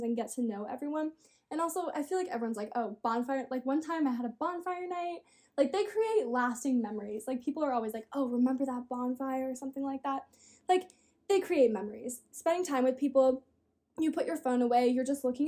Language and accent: English; Australia; I'm from Australia, so I'm an ocean girl 100%.